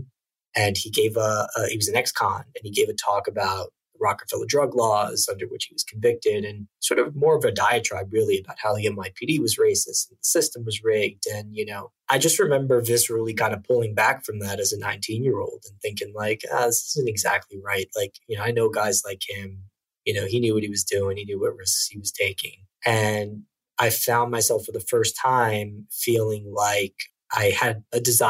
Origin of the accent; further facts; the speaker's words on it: New York City, New York, United States; also born or lived in Long Island; I was kind of regular kid, born and raised in Brooklyn